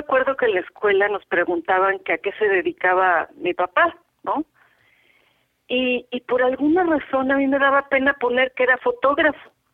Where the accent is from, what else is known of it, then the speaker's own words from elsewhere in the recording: Mexico City, Mexico; nací en la Ciudad de México, en quieres hablar del hospital, el hospital San José